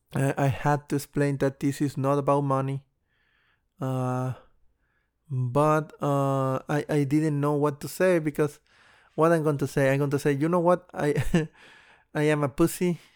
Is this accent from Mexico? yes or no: yes; Mexico; I moved to my hometown, um, before the coronavirus actually hit Mexico